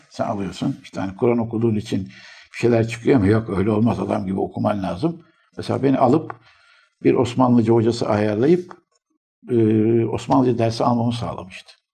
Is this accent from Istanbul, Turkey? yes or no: yes; Istanbul, Turkey; İstanbul doğumluyum.